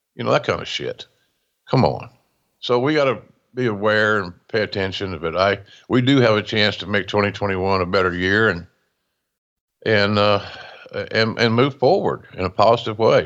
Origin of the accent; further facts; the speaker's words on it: Westville, Oklahoma, United States; my hometown of Westville, Oklahoma